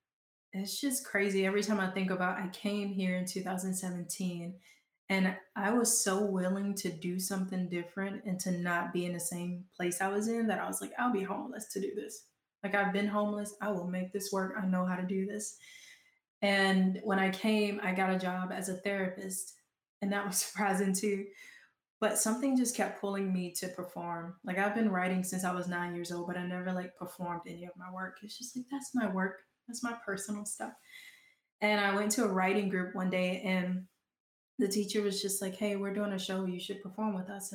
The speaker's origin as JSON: {"language": "English", "region": "Georgia", "country": "United States", "accent": "Southern", "moved": "yes", "lives_now": "Portland, United States", "said": "I'm such a Southern girl. I don't know if y'all can hear my accent come out every now and then"}